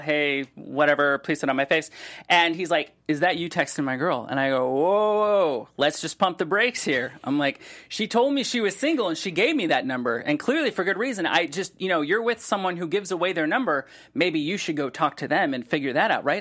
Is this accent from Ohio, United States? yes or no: yes; Solon, Ohio, United States; now in Los Angeles, United States; I grew up in Solon